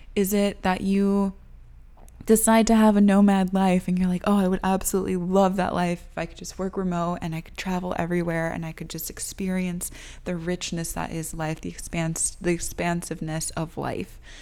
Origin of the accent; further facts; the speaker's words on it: United States; I was born and raised here in the United States